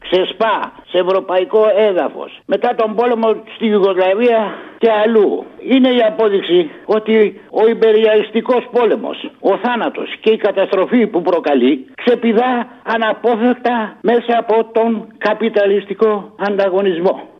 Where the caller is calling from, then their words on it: Egaleo, Attica, Greece; από το Εγάλιο.